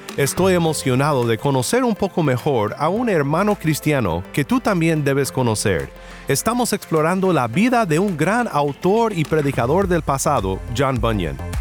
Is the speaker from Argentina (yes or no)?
no; Mexico; como decimos en mi pueblo en México